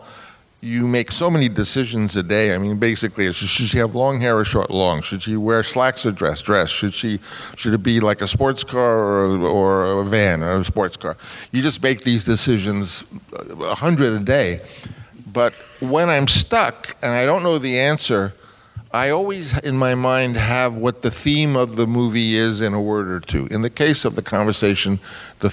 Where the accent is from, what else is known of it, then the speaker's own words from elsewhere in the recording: New York City, New York, United States; I was this kid from Queens.